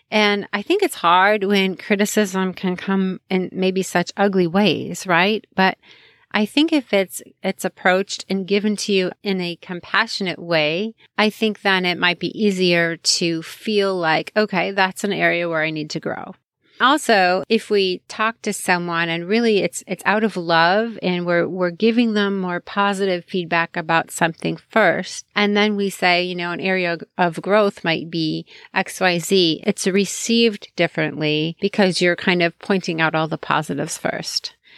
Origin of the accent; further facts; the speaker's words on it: Chicago, Illinois, United States; I grew up in Chicago